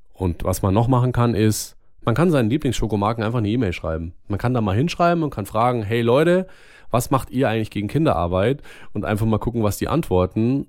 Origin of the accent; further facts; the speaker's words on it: Germany; bei uns in Deutschland